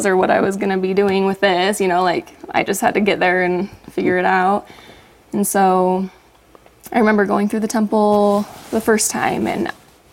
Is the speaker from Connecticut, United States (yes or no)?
no; Orem, Utah, United States; moved away; also born or lived in Logan, Utah; I grew up in Orem